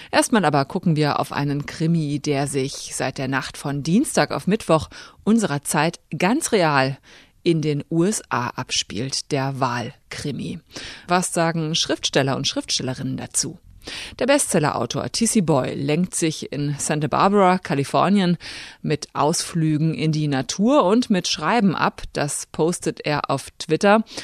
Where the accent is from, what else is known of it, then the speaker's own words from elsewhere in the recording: Germany; und für mich als Deutsche dieses zwei parteien system Das ist für mich ein bisschen das Grundübel